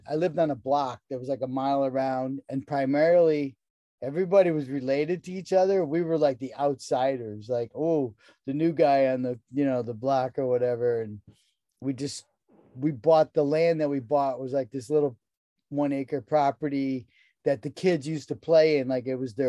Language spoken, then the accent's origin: English; Connecticut, United States; I grew up in Connecticut in a rural environment